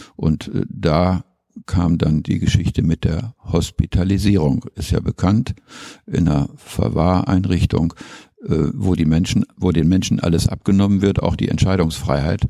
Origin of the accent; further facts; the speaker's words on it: North Rhine-Westphalia, Germany; moved away as an adult; also born or lived in Schleswig; now in Bremen, Germany; Von Haus aus bin ich sturer Ostwestfale